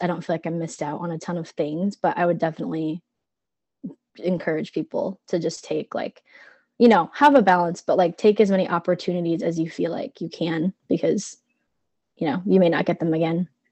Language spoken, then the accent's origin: English; Cedar Rapids, Iowa, United States; I'm from Cedar Rapids, so not quite as far um, as Little Chute